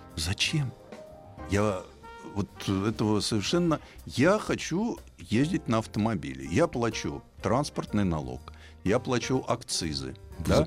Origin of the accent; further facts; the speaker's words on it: Moscow, Russia; Ну, я москвич.